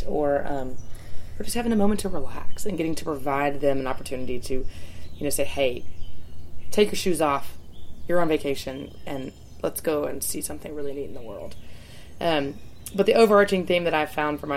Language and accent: English; Lookout Mountain, Georgia, United States; also born or lived in New Zealand; growing up in Lookout is sensational